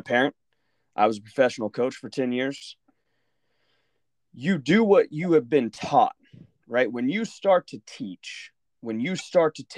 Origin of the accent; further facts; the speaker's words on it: Oklahoma, United States; moved away as an adult; also born or lived in New Brunswick, New Jersey; I'm from Oklahoma.